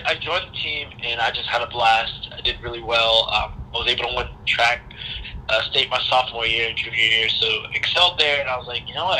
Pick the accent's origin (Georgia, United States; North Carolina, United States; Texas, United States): Georgia, United States; moved away as an adult; I was a Georgia boy growing up